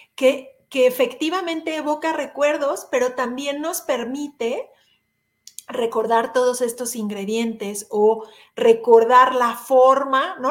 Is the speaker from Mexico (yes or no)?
yes; Mexico; como mexicanos